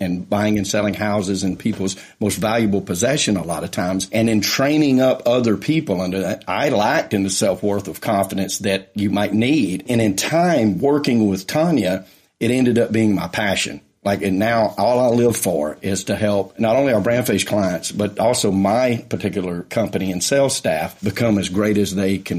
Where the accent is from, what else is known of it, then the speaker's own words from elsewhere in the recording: Atlanta, Georgia, United States; I had an office in my hometown of Atlanta in the suburbs